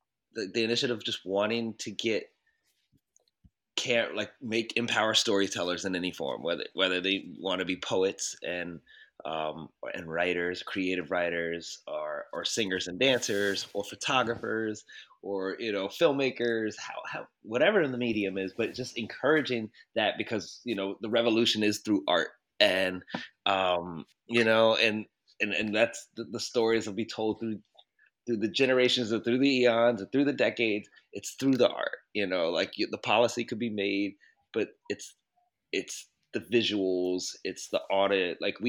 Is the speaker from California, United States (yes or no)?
no; Baltimore, Maryland, United States; growing up in Baltimore, you would hear, you know, there's a lot of adultification already happening.